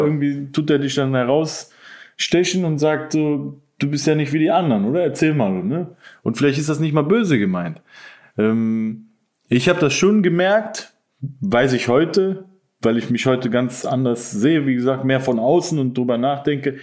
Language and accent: German; Mönchengladbach, North Rhine-Westphalia, Germany; moved away; also born or lived in Cologne / Berlin; ich bin in Gladbach dann zur Schule gegangen, weil sich meine Eltern getrennt haben.